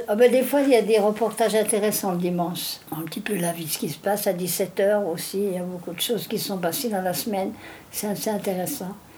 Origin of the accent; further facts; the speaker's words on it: Briey, Grand Est, France; moved away; chez moi, à Briey, mon pays natal